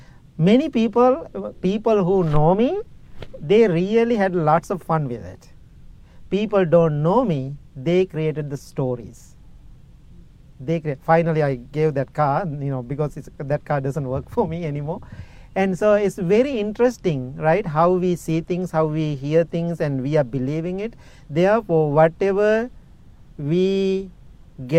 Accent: Illinois, United States; English is a second language; I said, my friend, that's not my car. You know that. I'm from Illinois. How come I have a car here? This is my host family car.

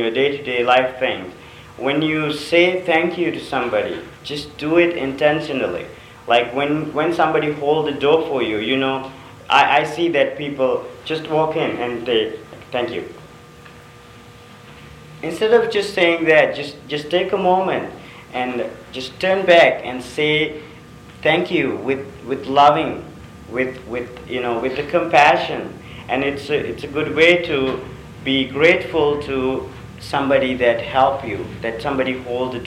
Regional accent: Sri Lanka; moved away; I'm from a third world country, I'm from Sri Lanka

